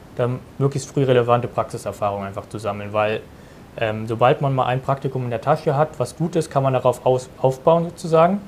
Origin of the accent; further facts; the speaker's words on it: Germany; ich bin 19 Jahre alt und komme aus der Nähe von Berlin, wo ich auch mhm. jetzt diesen Sommer mein Abitur abschließen werde